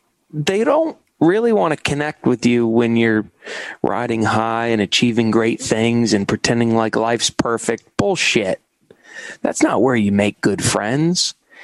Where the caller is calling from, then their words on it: New York City, New York, United States; I'm calling in from New York City. I've lived here for about 10 years.